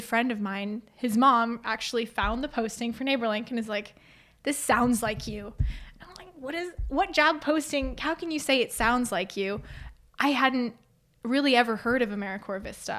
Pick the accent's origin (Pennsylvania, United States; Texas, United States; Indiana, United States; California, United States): Indiana, United States; Fort Wayne; I so grew up in the area, went to Northwest Allen County Schools, lived on the north side of town